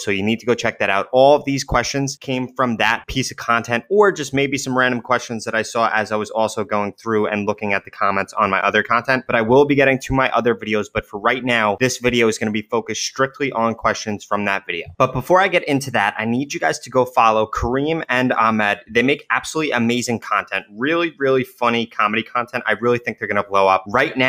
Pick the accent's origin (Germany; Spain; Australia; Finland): Germany; FYI, I am from Germany.